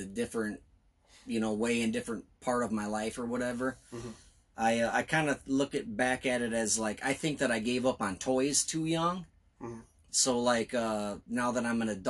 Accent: Belvidere, Illinois, United States; also born or lived in Rockford, Illinois; I was born and raised in Belvidere

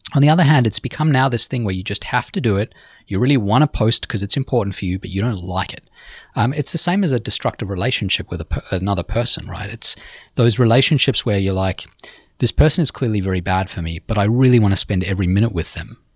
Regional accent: Sydney, New South Wales, Australia; now in New York City, United States; my hometown, Sydney

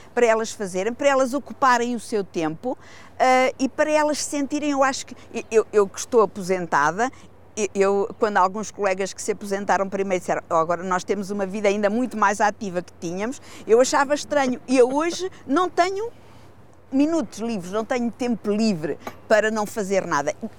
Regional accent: Figueira da Foz, Centro, Portugal; eu sou figueirense, mas eu nasci e vivo na Marinha das Ondas, que é uma aldeia do sul do Conselho

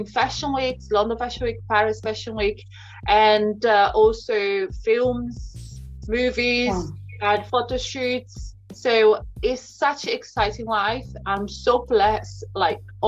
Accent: Brazil; moved away as an adult; I'm originally from Brazil, came here

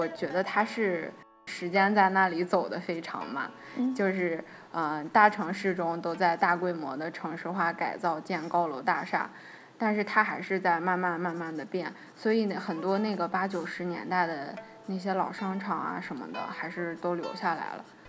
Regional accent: Shanxi, China; 反正作为一个山西人，我之前几乎对这个县名没有印象。

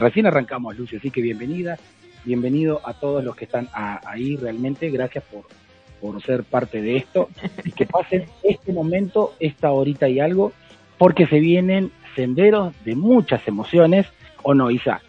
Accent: Argentina; soy argentino

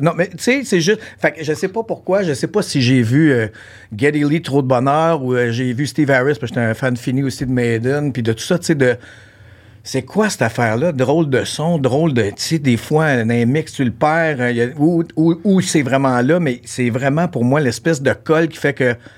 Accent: Ontario, Canada; moved away as an adult; now in Quebec, Canada; j'ai grandi en Ontario, mon secondaire s'est fait là

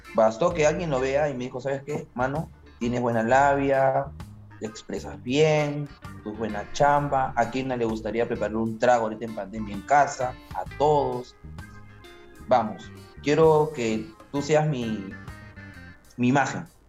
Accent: Peru; moved away; tú como peruano

